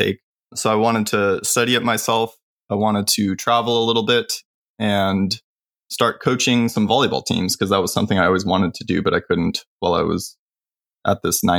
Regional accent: California, United States; I grew up in California

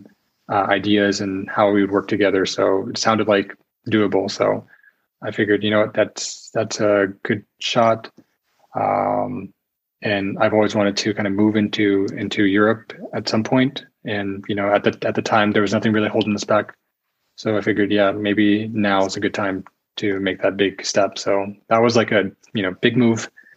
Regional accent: United States; moved away as an adult; now in Czech Republic; I'm an American learning Czech.

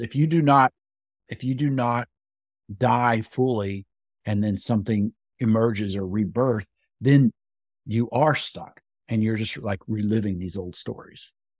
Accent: West Texas, United States; I grew up in West Texas

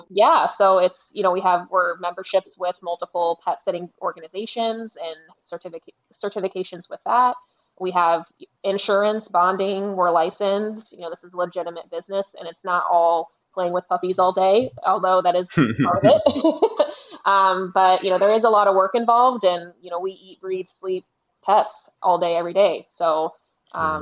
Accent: Grove City, Ohio, United States; moved away as an adult; now in Naples, United States; I am originally from Grove City, Ohio

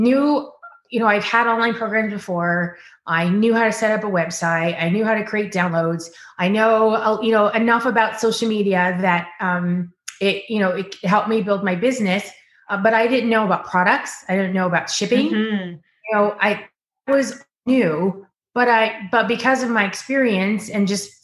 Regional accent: Ottawa, Ontario, Canada; moved away as an adult; also born or lived in Tennessee; now in California, United States; I grew up in Ottawa

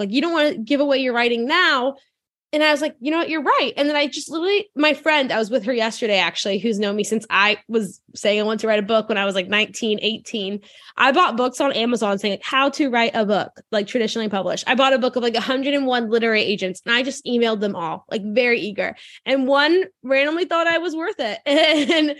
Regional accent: New Orleans, Louisiana, United States; I grew up in New Orleans, Louisiana, or like the suburbs.

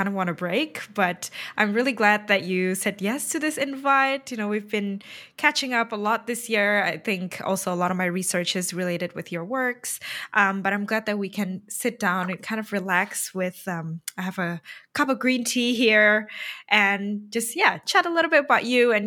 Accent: Indonesia; I am Indonesian. I was born and raised in Indonesia

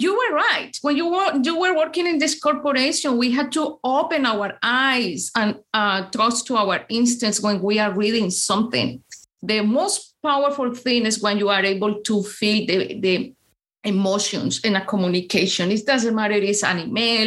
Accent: Colombia; English is a second language; moved away as an adult; now in Chicago, United States; I am from Colombia

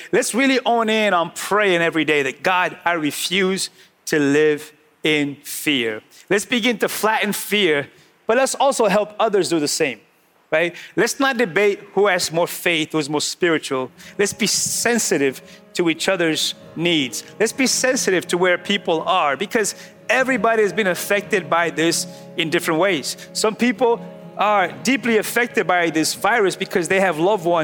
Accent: New England, United States; We're from New England. We're already sarcastic by nature

